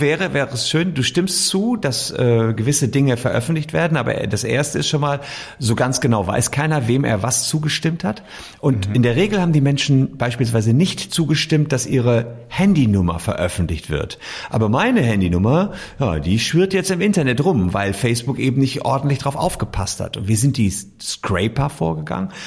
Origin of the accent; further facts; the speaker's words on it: Gevelsberg, North Rhine-Westphalia, Germany; Mein Vater war irgendwie 20 Jahre Bürgermeister meiner Heimatstadt Gefelsberg. Das ist so bei Ennepetal, Wuppertal rum.